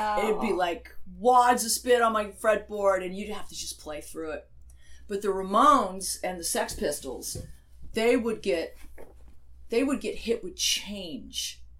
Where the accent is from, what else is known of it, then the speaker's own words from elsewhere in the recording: United Kingdom; now in Arizona, United States; And the UK, because I am British. My father was British, and that's how I grew up. you know, so it feels like home.